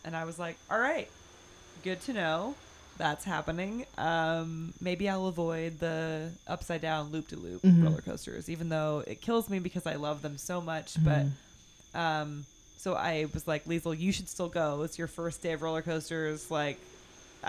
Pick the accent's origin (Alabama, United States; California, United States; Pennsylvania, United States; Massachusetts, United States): California, United States; near the Bay Area; I grew up riding roller coasters because I grew up near the Bay Area in California